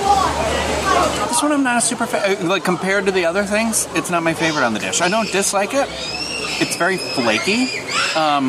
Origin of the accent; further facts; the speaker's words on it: Boston, Massachusetts, United States; moved away; I come from Boston